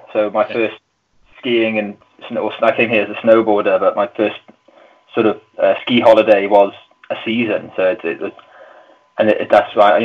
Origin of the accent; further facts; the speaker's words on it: Brecon, Wales, United Kingdom; moved away as an adult; now in Chamonix, France; I'm from Brecon in South Wales, so I grew up in the Brecon Beacons